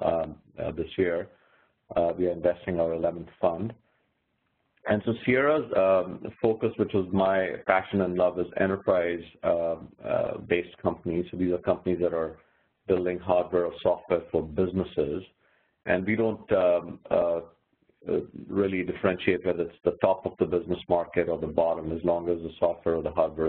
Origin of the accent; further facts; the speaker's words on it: India; moved away as an adult; also born or lived in California; now in United States; I'm actually originally from India, as you can probably tell from my accent.